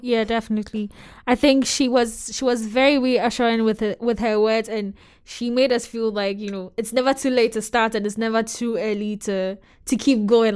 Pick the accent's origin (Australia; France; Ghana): Ghana; moved away; I was born and raised in Ghana